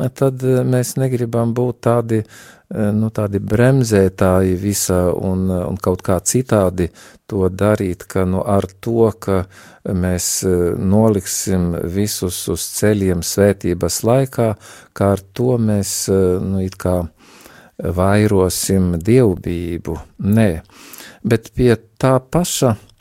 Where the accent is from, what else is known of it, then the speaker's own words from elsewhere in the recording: Latgale, Latvia; accent: Latgalian; es arī no Latgales, kā jūs jau dzirdat, varbūt pēc manas izrunas var teikt